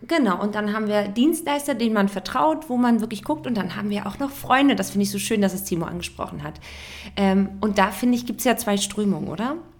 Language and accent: German; Germany; wir Deutsche